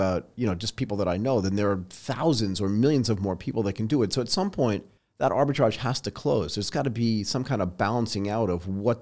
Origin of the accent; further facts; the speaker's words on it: California, United States; I was born in California